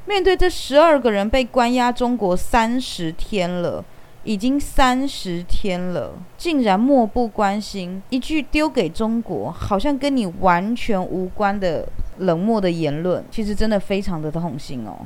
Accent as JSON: {"language": "Chinese", "country": "Taiwan", "accent": "Taiwanese", "said": "他听我的口音，他知道我是台湾人"}